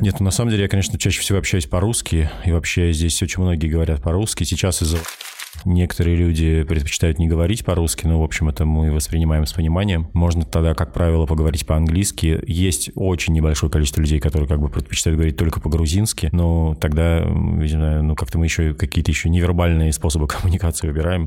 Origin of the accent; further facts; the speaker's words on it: Russia; moved away as an adult; now in Tbilisi, Georgia; я из России